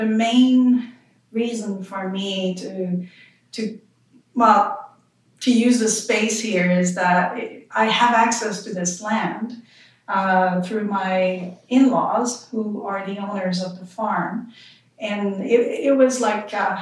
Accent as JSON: {"language": "English", "region": "Quebec", "country": "Canada", "accent": "French Canadian", "moved": "as an adult", "lives_now": "Vancouver Island, Canada", "said": "I'm from Quebec. I'm sure you can tell with my accent."}